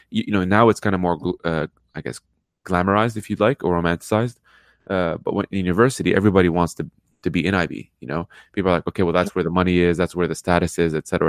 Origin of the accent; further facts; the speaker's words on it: Lebanon; born there; also born or lived in Middle East; I'm, you know, born in Lebanon, lived in the Middle East half my life